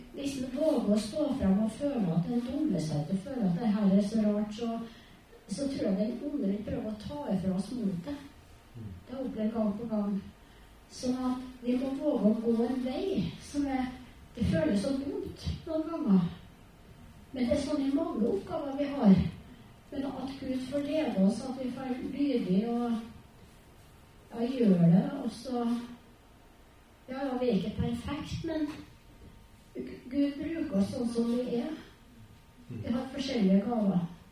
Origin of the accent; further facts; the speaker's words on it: Trondheim, Trøndelag, Norway; also born or lived in Borgen; now in Melhus, Norway; Jeg er født på Borgen, og så har jeg vokst opp på Heimdal